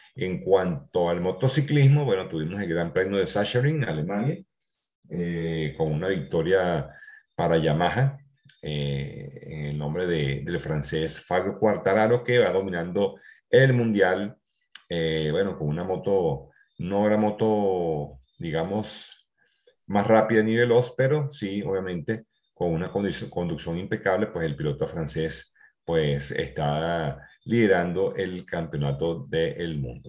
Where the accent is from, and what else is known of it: Venezuela